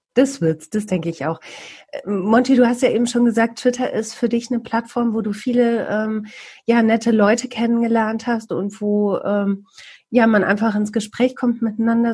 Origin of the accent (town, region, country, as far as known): Bielefeld, North Rhine-Westphalia, Germany